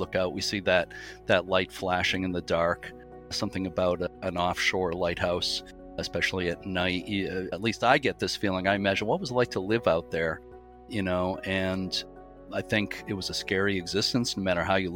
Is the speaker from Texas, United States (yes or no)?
no; Lynn, Massachusetts, United States; I grew up in Lynn, Massachusetts